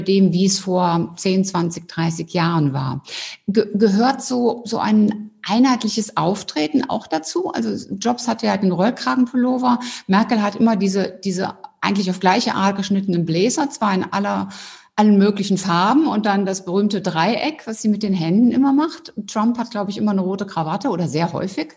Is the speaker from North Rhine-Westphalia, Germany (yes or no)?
yes; Cologne, North Rhine-Westphalia, Germany; Ich bin ja Rheinländerin